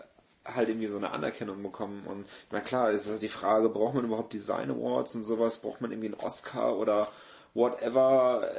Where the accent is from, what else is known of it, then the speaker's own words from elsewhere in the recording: Gummersbach, North Rhine-Westphalia, Germany; also born or lived in Neuss; now in Cologne, Germany; gebürtiger Neusser und aufgewachsen im schönen Gummersbach